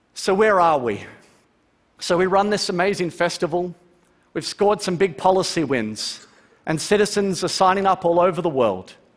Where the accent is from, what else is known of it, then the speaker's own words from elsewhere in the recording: Melbourne, Victoria, Australia; Growing up in Melbourne, Australia